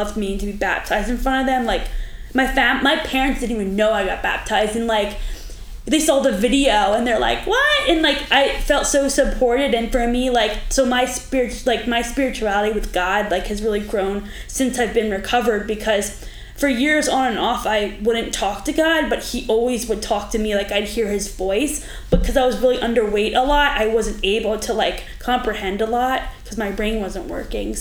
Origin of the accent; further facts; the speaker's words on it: Pennsylvania, United States; moved away as an adult; also born or lived in Arizona; now in Florida, United States; I'm from Pennsylvania. I was there for my whole life